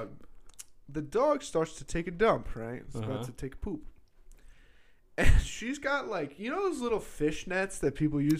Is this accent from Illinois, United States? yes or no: no; New Jersey, United States; where we're from New Jersey